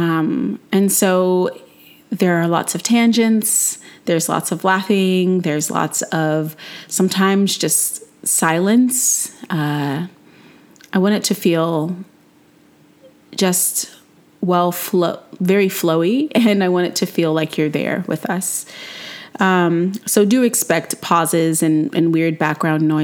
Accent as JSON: {"language": "English", "region": "North Carolina", "country": "United States", "tie": "born or raised there", "said": "I'm a non-binary person born and raised in North Carolina"}